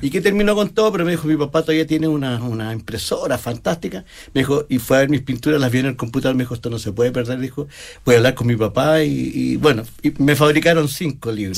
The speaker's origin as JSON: {"language": "Spanish", "country": "Chile", "tie": "born or raised there", "said": "si yo nací en esta tierra, tengo que conectarme con mi tierra"}